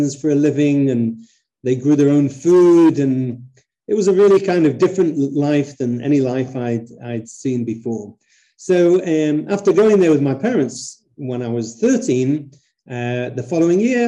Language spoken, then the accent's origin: English; the north of England, United Kingdom; moved away; when I was a kid, I grew up in the north of England in a place which had a small Jewish community